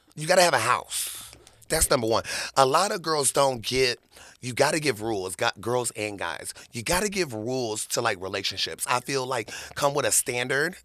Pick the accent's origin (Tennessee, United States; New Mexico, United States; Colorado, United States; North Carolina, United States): Tennessee, United States; Murfreesboro; now in Las Vegas, United States; I was born in Tennessee